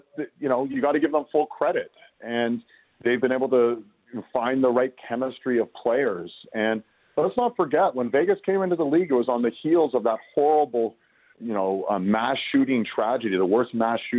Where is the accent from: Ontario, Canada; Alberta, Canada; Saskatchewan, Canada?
Ontario, Canada; Toronto; moved away as an adult; also born or lived in Calgary / Montreal; I was born and raised in Toronto, but I've lived in Calgary. I worked there. I've lived in Montreal. I went to school there.